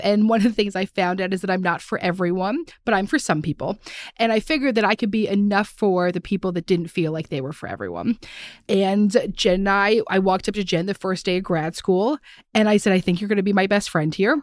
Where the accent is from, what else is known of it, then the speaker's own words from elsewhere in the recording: Philadelphia, Pennsylvania, United States; we're from Philadelphia